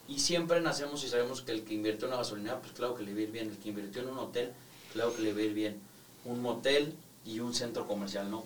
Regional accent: Mexico; a nosotros como mexicanos nos gusta tener y sentir nuestra escritura

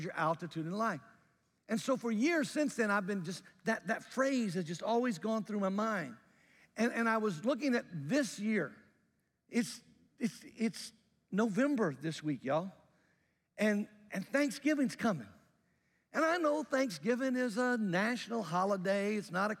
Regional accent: Jackson, Mississippi, United States; When I was a young guy, growing up in Mississippi

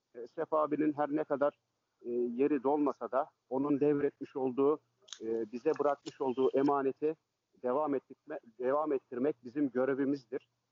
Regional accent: Istanbul, Turkey; ben e, Fatih'te, Karagümrük'te doğma büyüme oralıyım aslen. Orada yetiştim, orada büyüdüm.

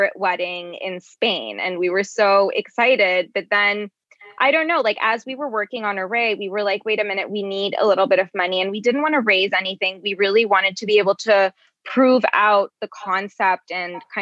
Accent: Bangladesh; moved away; I'm from Bangladesh originally

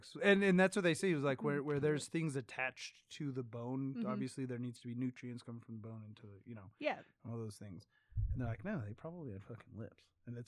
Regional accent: United States; Proud to be an American.

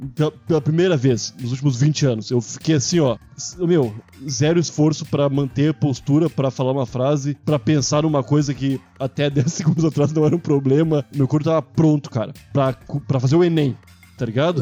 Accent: Brazil

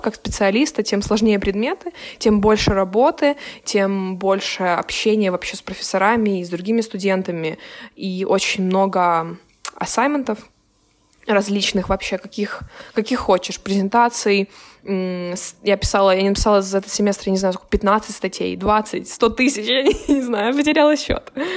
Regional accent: Kyiv, Ukraine; moved away; я из Украины

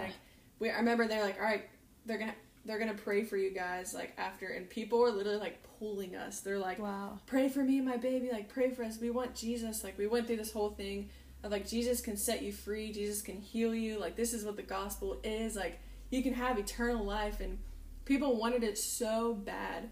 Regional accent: North Carolina, United States; now in Kona, United States; I'm from North Carolina

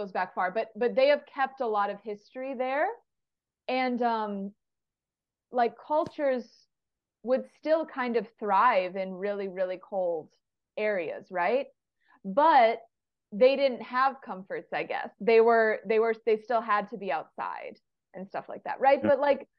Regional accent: Southern California, United States; now in Michigan, United States; I'm from Southern California.

